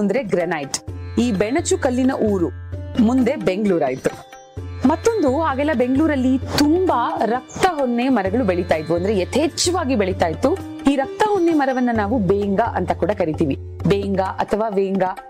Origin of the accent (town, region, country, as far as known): Bengaluru, Karnataka, India